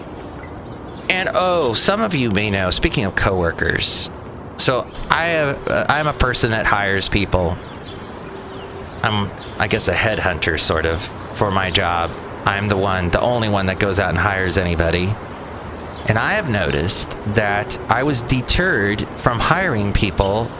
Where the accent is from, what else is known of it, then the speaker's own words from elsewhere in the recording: East Bay, California, United States; I'm from the East Bay